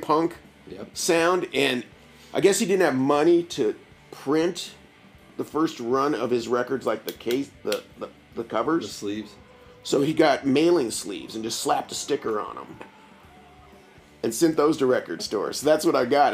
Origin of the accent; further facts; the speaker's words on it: Bloomington, Indiana, United States; I was born in Bloomington, yeah. raised in Bloomington, went through uh, schools here